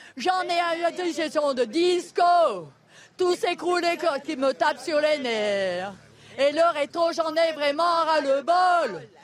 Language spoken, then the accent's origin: French; Paris, Île-de-France, France; je suis de Paris